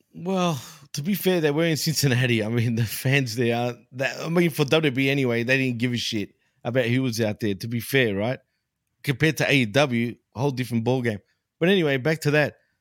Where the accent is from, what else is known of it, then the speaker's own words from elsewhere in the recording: Melbourne, Victoria, Australia; in my neck of the woods, dude, in my hometown, Melbourne.